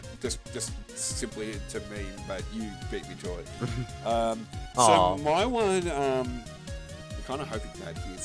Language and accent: English; Australia; I'm Australian